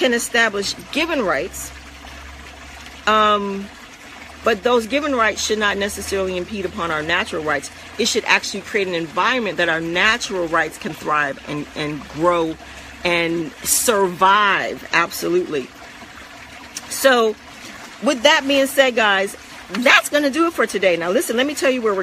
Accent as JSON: {"language": "English", "country": "United States", "also_born_or_lived": "Central Florida", "said": "we as Americans"}